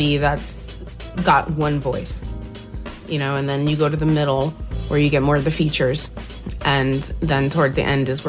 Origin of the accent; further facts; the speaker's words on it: New Jersey, United States; I'm from Jersey.